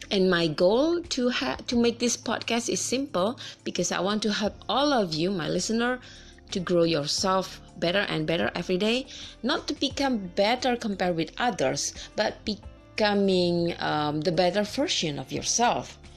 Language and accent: English; Indonesia; English is a second language; from Indonesia.